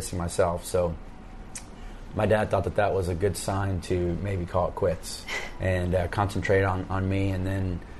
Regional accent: Bixby, Oklahoma, United States; also born or lived in Tulsa, Oklahoma; I grew up around the Tulsa area. Was born in Tulsa. Grew up in a little town by the name of Bixby, which is just south of Tulsa, a little suburb

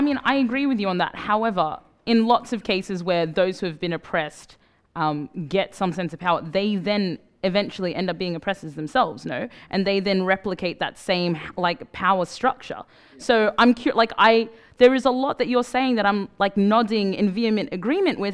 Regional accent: Australia; moved away; also born or lived in Sudan; I grew up in Australia

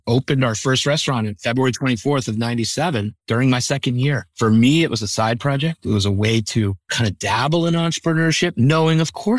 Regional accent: Cincinnati, Ohio, United States; born or raised there; moved away

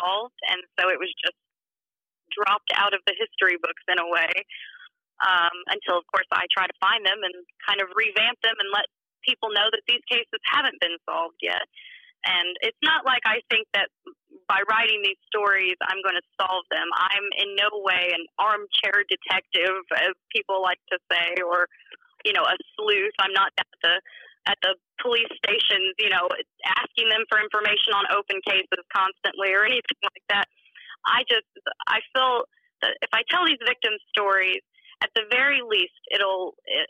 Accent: Indiana, United States; it's where I'm from, I'm local to the area, and it's my home state

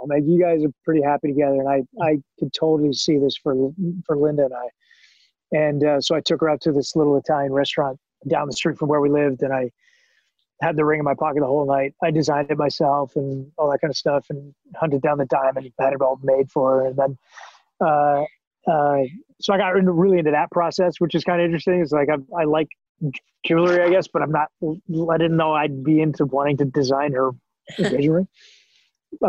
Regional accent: Canada; moved away as an adult; now in United States; as a Canadian actor who didn't know anybody

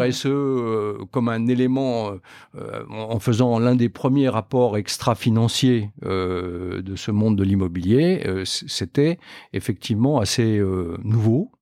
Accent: Metz, Grand Est, France; moved away as an adult; also born or lived in Nancy / Clermont-Ferrand; je suis originaire de Metz, en Moselle

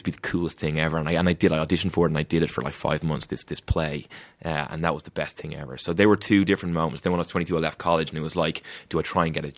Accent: Ireland; just because I'm from Ireland doesn't mean I've been in the fucking UK either.

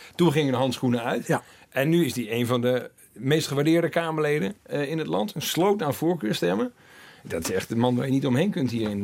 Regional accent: Twente, Overijssel, Netherlands; in Twente waar ik ben opgegroeid

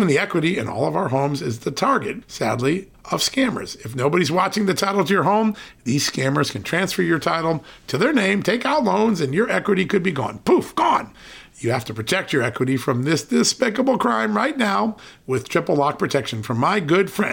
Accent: Connecticut, United States; now in Virginia, United States; the state I grew up in, Connecticut

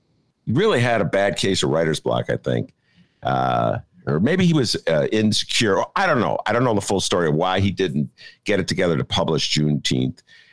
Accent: Evanston, Illinois, United States; now in Chicago, United States; from my hometown, Evanston

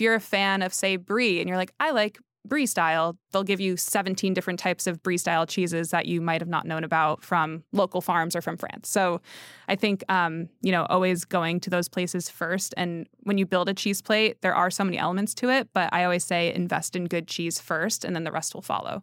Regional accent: Connecticut, United States; I'm from Connecticut

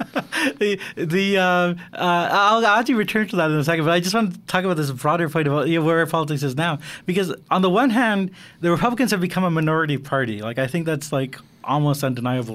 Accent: Canada; I'm Canadian

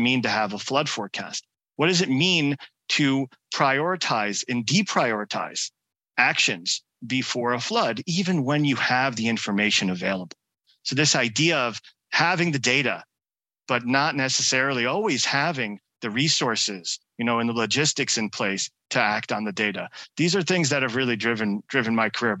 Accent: New York area, United States; growing up in the New York area

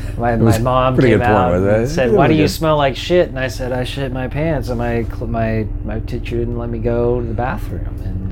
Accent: Georgetown, California, United States; also born or lived in Sacramento, California; the only reason why we moved back up to Georgetown

